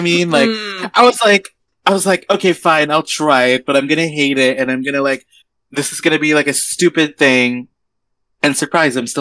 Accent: San Francisco, California, United States; I'm 25. I'm from San Francisco

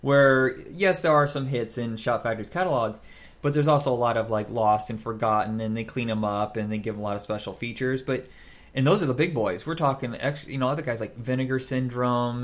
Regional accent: Fort Wayne, Indiana, United States; moved away; when I grew up in Indiana and I lived in Fort Wayne

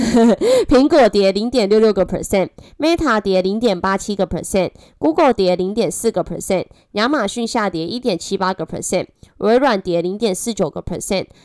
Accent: Taiwan; accent: Taiwanese Mandarin; 我是台湾国语界最正的

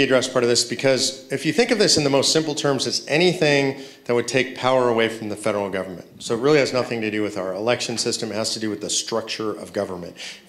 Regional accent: California, United States; You know, I might, because I come from California.

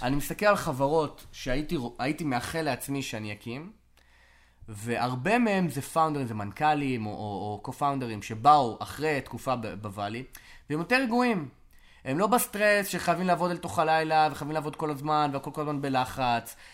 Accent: Israel; moved away as an adult; also born or lived in California; now in Austin, United States; זו התרבות שגדלתי בה

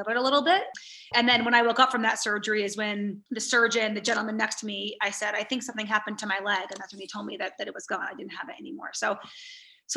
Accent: United States; growing up in America

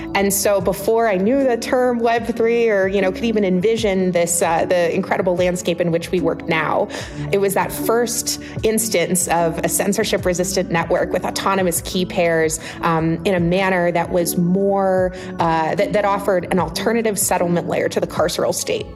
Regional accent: Ohio, United States; I grew up on a little farm in Ohio

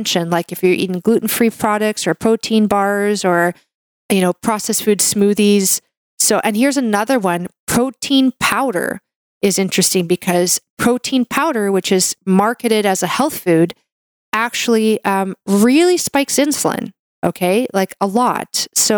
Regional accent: Canada; I'm a Canadian medical doctor

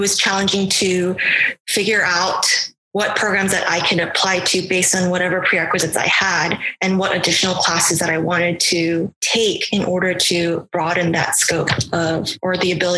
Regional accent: Houston, Texas, United States; moved away as an adult; also born or lived in Miami; I'm originally from Houston, Texas

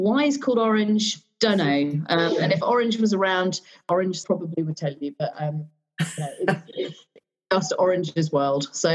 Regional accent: Surrey, South East England, United Kingdom; I'm also really aware of how I sound because I came from Surrey and I did go to a private school

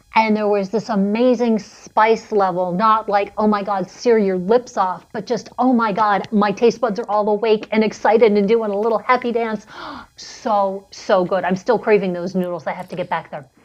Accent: New York City, New York, United States; moved away; I grew up in New York City.

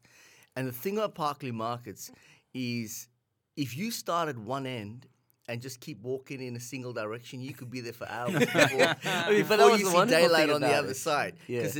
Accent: New South Wales, Australia; because we grew up in the Western suburbs

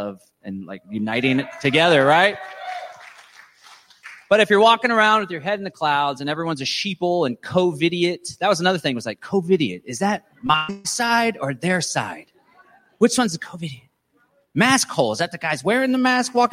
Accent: Texas, United States; I'm a Texan.

